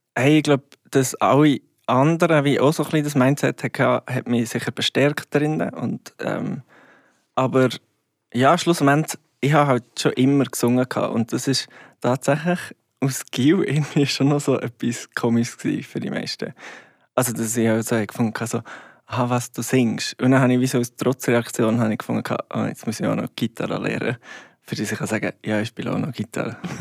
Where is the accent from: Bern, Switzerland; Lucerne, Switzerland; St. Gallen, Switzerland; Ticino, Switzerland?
Bern, Switzerland; Goldiwil; das heisst Goldiville bei Thun. Ähm, oder ja, nein, Goldiville, Klammer Thun. Und ja, es ist ein kleines Dörfchen, wo ich aufgewachsen bin